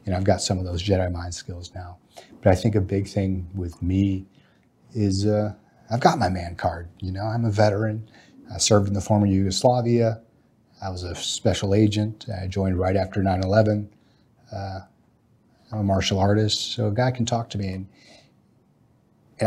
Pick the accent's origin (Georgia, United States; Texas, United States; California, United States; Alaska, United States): Alaska, United States; I'm a Texan by ancestry, but Alaskan by childhood.